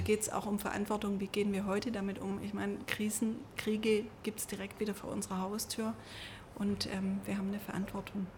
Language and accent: German; Stuttgart, Baden-Württemberg, Germany; ich bin ja in Stuttgart geboren